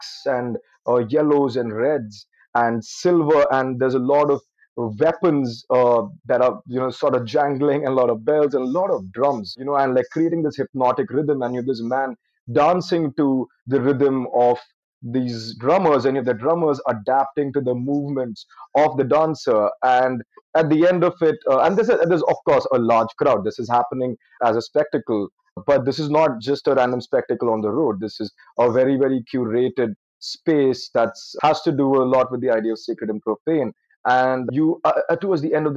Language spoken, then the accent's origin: English; Mumbai, Maharashtra, India; also born or lived in Payyanur, Kerala; I grew up in Bombay, I would go back to my hometown of Payyanur, which is extremely north in the Malabar region of Kerala.